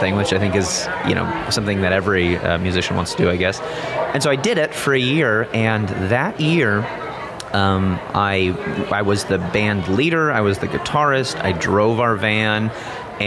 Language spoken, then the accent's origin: English; outside of Chicago, Illinois, United States; I grew up in Illinois, outside of Chicago, went to college in Illinois